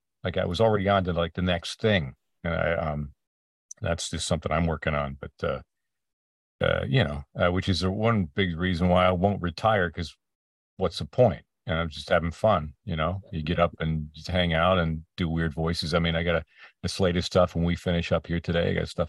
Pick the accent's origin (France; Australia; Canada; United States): Canada; all my heroes growing up in Canada were across the border.